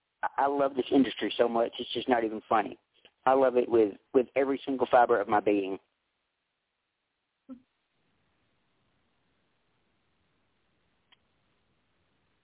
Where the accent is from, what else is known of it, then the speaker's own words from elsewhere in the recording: western Tennessee, United States; I'm from Tennessee. I'm from the western part of the state